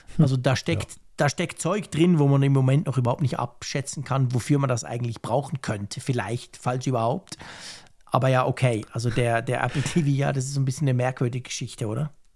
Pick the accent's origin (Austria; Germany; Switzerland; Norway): Switzerland; bei uns in der Schweiz